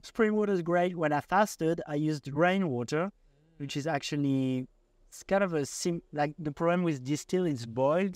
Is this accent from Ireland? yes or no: no; Paris, Île-de-France, France; moved away; I come from Paris